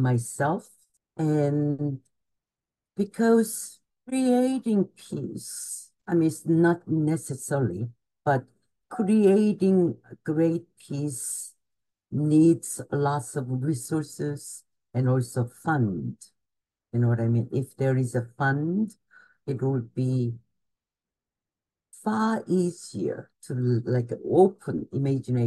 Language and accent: English; Gwangju, South Korea; moved away as an adult; also born or lived in Seoul, South Korea; now in New York, United States; I was born in Gwangju, Korea, which is about 3 hours south of the Seoul. And I came to university, Ewha University in Seoul. And almost immediately after the college, and I came to New York.